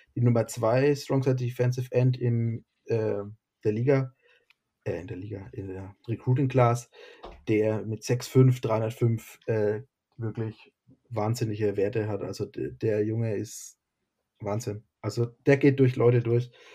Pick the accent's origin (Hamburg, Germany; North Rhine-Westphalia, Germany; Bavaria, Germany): Bavaria, Germany; near Bamberg; ich komme aus der Nähe von Bamberg.